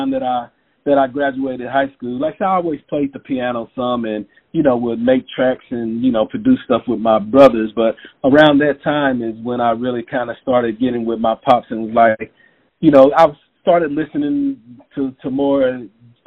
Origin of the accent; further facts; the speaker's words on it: Knoxville, Tennessee, United States; also born or lived in Memphis, Tennessee; I was raised in Knoxville